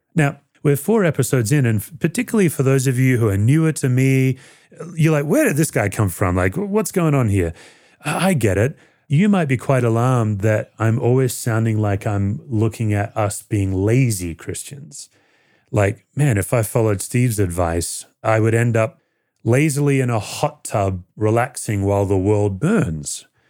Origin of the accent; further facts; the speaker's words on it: Australia; moved away as an adult; now in United States; When I grew up in Australia as a teenager who felt very lost